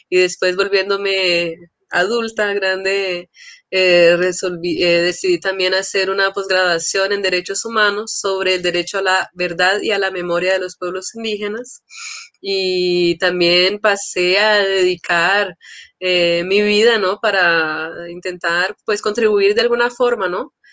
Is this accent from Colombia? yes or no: no; São Paulo, Brazil; born there; yo nací en São Paulo, eh, en un momento que era así del encuentro eh, de grandes asambleas de líderes indígenas